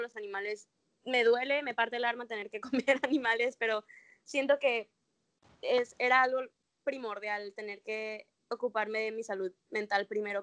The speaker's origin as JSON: {"language": "Spanish", "country": "Mexico", "tie": "born or raised there", "also_born_or_lived": "Mérida, Yucatán, Mexico", "moved": "as an adult", "lives_now": "Australia", "said": "yo nací en México"}